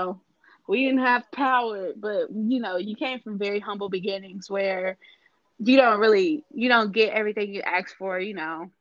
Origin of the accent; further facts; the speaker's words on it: Ullin, Illinois, United States; moved away as an adult; also born or lived in Washington, D.C. / Greensboro, North Carolina; the town is called Ullin, Illinois. It's spelled Ullin. It's at the very southern tip of Illinois